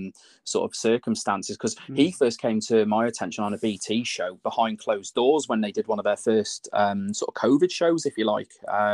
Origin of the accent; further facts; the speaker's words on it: Telford, West Midlands, United Kingdom; in my hometown, believe it or not, in Telford.